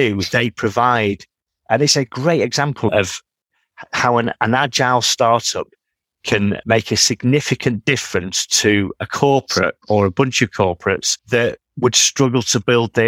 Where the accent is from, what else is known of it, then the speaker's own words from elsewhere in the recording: Manchester, North West England, United Kingdom; being a Mancunian